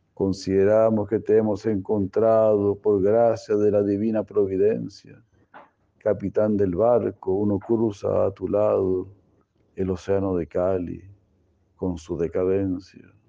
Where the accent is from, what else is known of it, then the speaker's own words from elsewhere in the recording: Mexico; nuestro México querido